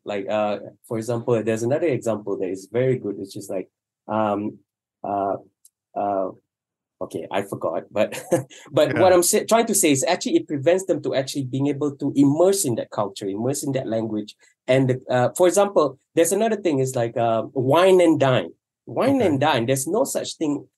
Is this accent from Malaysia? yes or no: yes; Malaysia; first language Malay; English is a second language; I grew up not speaking English and I grew up speaking in two languages. One is Malay and, or, and, and, and Mandarin because I went to Chinese school